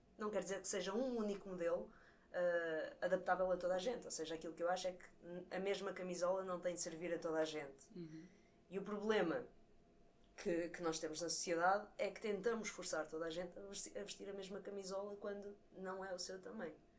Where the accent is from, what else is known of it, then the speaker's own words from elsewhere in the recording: Coimbra, Centro, Portugal; sou cá de Coimbra